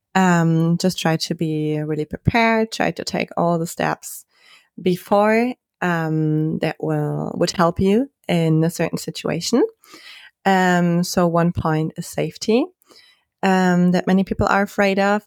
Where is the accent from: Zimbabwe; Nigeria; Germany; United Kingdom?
Germany; I'm from Germany